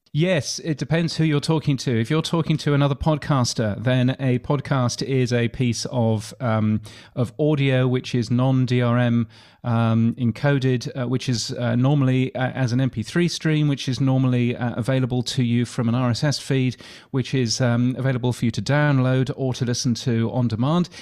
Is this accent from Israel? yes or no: no; United Kingdom; accent: British; now in Australia; I, I am a Brit. So as you can tell from my aloof British accent